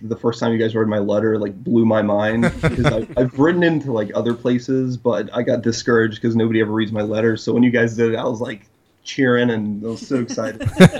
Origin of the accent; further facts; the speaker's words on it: Poland; now in Lancaster, United States; I'm originally from Poland.